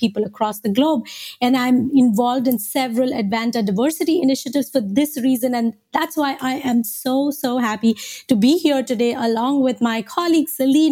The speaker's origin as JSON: {"language": "English", "country": "India", "tie": "born or raised there", "moved": "yes", "said": "I was born and raised in India"}